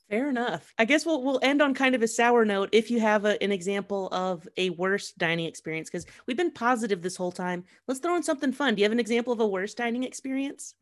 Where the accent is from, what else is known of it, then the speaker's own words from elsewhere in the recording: Columbus, Ohio, United States; also born or lived in Manhattan, New York; Columbus, my hometown